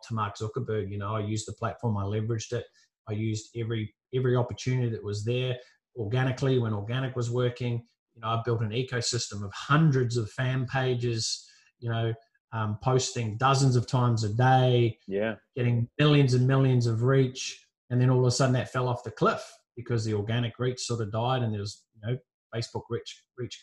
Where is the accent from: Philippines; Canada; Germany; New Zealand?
New Zealand; moved away as an adult; now in Gold Coast, Australia; I grew up in New Zealand, moved from New Zealand to the Gold Coast here in Australia